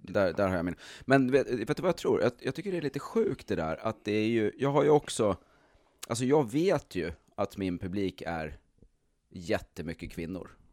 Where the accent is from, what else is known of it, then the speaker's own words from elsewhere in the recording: Stockholm, Stockholm County, Sweden; i Stockholm där jag föddes